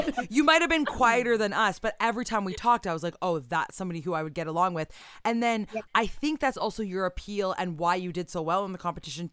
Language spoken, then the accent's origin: English; near Kitchener, Ontario, Canada; born or raised there